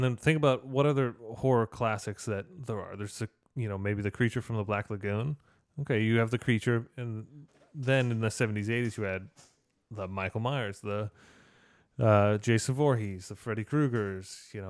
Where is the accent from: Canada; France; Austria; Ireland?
Canada; Saskatchewan. I'm Canadian.